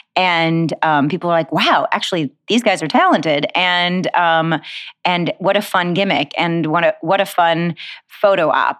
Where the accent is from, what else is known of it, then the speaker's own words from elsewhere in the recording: Detroit, Michigan, United States; I grew up in Detroit, Michigan